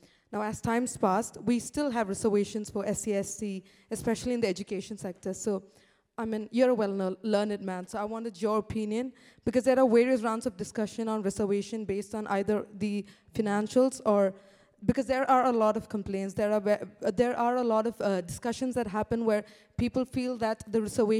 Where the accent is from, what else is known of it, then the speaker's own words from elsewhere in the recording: India; I'm from India.